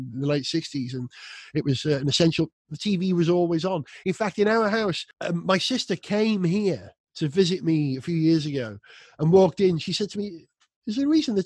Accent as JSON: {"language": "English", "region": "North Wales", "country": "United Kingdom", "tie": "born or raised there", "said": "I was brought up in North Wales"}